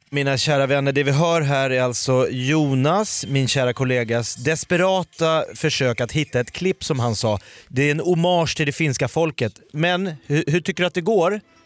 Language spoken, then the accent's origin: Swedish; Sweden; jag är från Hökåsberg